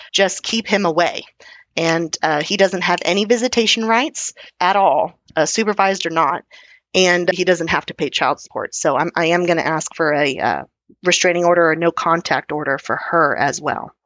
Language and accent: English; Texas, United States; being Texan